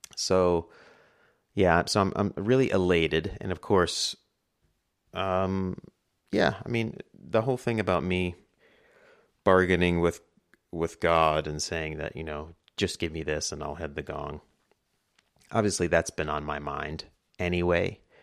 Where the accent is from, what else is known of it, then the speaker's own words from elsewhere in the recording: New York, United States; I'm from New York